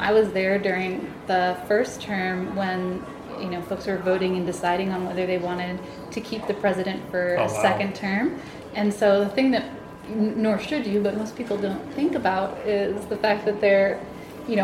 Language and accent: English; New Jersey, United States; moved away as an adult; now in Washington, D.C., United States; I grew up mostly in New Jersey